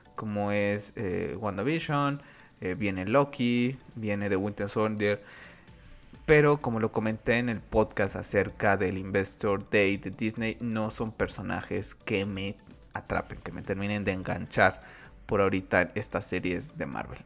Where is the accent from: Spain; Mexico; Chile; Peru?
Mexico; aquí en mi país